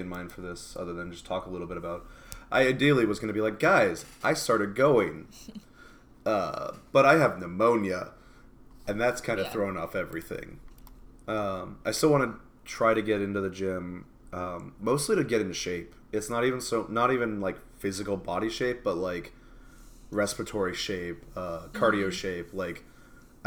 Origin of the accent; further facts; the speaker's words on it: Seattle, Washington, United States; now in Texas, United States; we're from Seattle